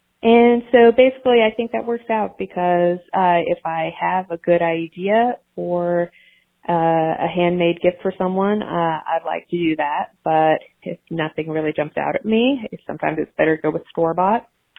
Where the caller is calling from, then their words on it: Nashville, Tennessee, United States; I'm calling from Nashville, Tennessee